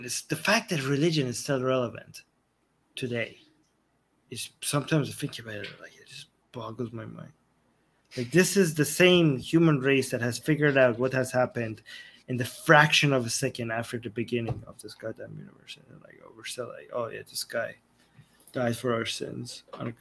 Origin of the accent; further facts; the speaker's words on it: Iran; now in Canada; I'm a citizen of Iran and a citizen of Canada.